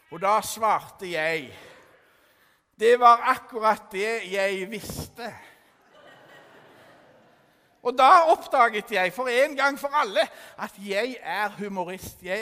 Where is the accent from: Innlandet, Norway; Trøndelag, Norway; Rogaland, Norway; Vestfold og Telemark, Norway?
Rogaland, Norway; Stavanger; Jeg er fra Stavanger. Jeg er 15 år, tro det eller ei.